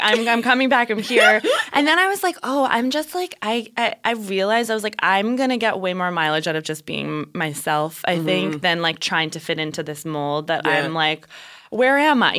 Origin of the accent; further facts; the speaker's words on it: New Mexico, United States; growing up in New Mexico as a mixed person